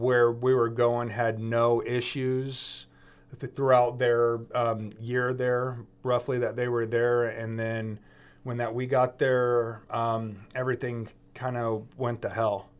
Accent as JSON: {"language": "English", "area": "outside of Oakland, the East Bay", "region": "California", "country": "United States", "tie": "born or raised there", "moved": "as an adult", "said": "I'm outside of Oakland, the East Bay, where I was raised"}